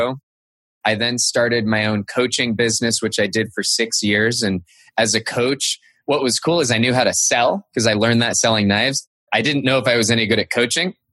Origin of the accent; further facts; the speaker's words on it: Cupertino, California, United States; I grew up in Cupertino, California